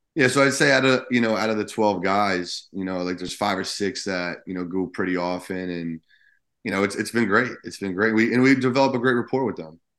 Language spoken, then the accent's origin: English; New Jersey, United States; I grew up in Jersey